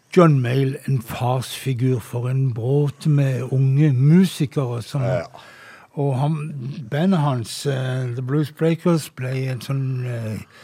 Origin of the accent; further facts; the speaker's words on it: Flekkefjord, Agder, Norway; når jeg var en ung mann og gikk på fester hjemme i Flekkefjord